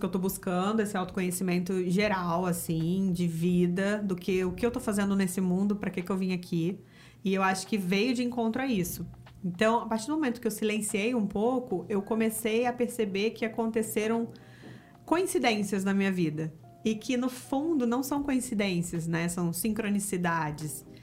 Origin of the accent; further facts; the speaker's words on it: Rio de Janeiro, Brazil; accent: carioquês; eu sou do Rio, o Fernando é do Rio